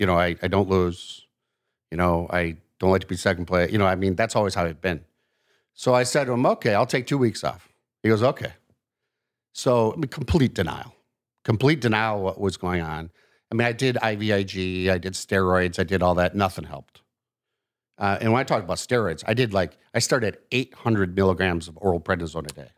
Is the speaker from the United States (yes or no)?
yes; Milwaukee, Wisconsin, United States; also born or lived in Chicago, Illinois / Madison, Wisconsin; I actually was born in Chicago and about my family moved, uh, 'cause my dad's job up to the Milwaukee area when I was two